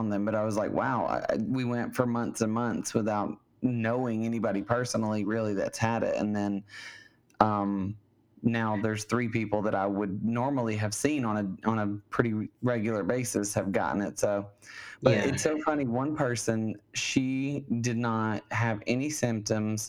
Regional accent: Alabama, United States; now in California, United States; my home state of Alabama

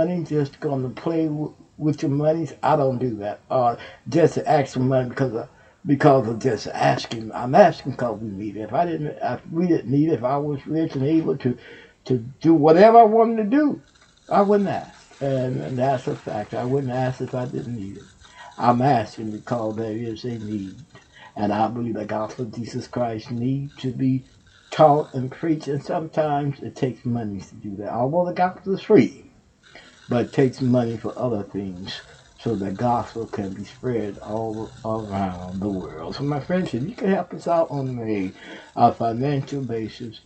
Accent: Texas, United States; Houston, Texas. That's my home state.

